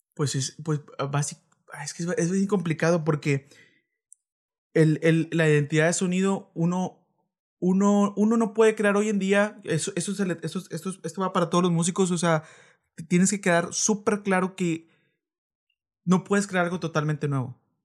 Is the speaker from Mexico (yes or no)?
yes; Reynosa, Tamaulipas, Mexico; also born or lived in Veracruz; yo nací en Veracruz y llevo toda mi vida aquí en Reynosa